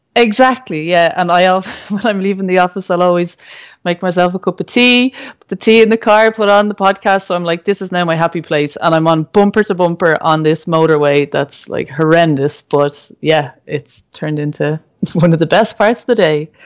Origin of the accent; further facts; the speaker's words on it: Ireland; as a Irish person